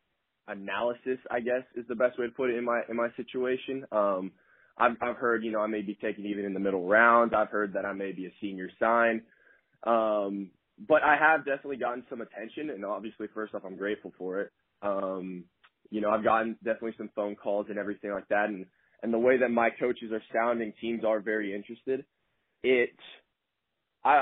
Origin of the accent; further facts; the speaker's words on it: Atlanta, Georgia, United States; moved away as an adult; I'm from Atlanta